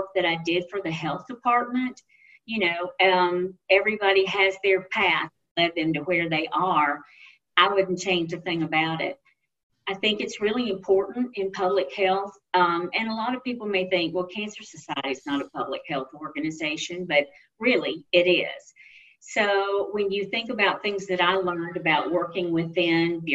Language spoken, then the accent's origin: English; Mississippi, United States; it's my home state